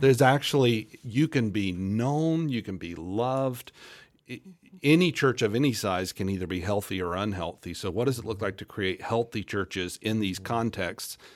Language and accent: English; Central Florida, United States; moved away as an adult; now in Topeka, United States; my wife and I both were born and raised in Central Florida